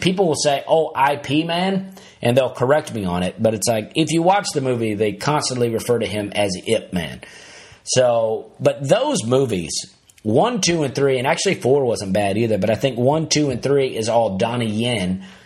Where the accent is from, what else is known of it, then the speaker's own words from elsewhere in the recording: Alabama, United States; my own high school as a kid growing up in Alabama